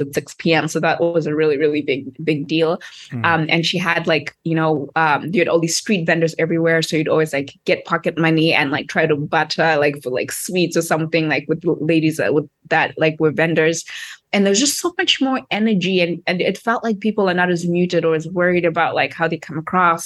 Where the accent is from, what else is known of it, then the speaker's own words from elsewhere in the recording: Harare, Zimbabwe; moved away as an adult; also born or lived in Cape Town; I grew up in Harare, Zimbabwe